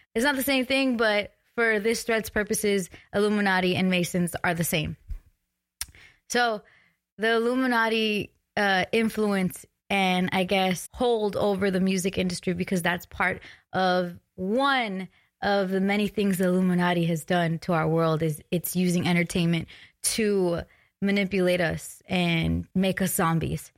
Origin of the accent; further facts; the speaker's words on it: West Coast, United States; I'm from the West Coast